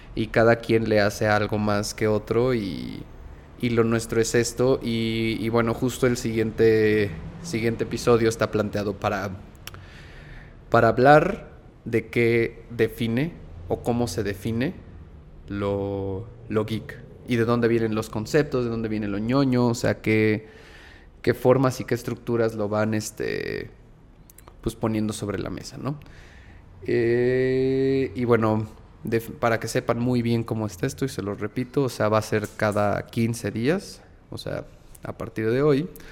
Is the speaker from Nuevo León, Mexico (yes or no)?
no; Mexico City, Mexico; crecí en el centro, crecí en La Juárez